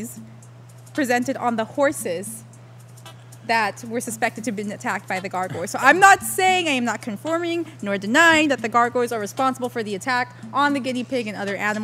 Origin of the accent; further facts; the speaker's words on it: Puerto Rico; moved away; not only in my hometown, but in my old high school